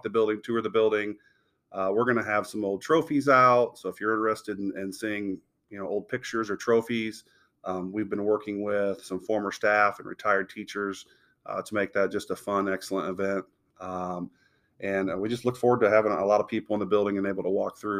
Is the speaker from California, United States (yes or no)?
no; Galesburg, Illinois, United States; Born and raised in Galesburg.